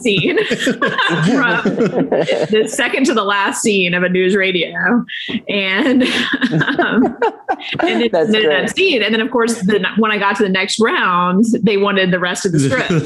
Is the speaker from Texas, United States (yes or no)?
yes; Texas, United States; moved away as an adult; also born or lived in Washington, D.C.; I was coming from Texas